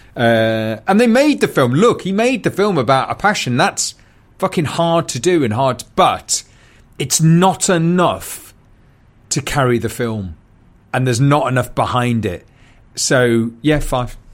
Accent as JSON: {"language": "English", "town": "Newcastle upon Tyne", "region": "North East England", "country": "United Kingdom", "tie": "born or raised there", "also_born_or_lived": "London", "moved": "as an adult", "said": "I grew up in Newcastle"}